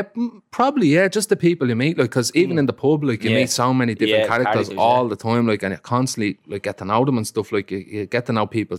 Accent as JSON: {"language": "English", "town": "Dublin", "region": "Leinster", "country": "Ireland", "said": "I'm from Finglas."}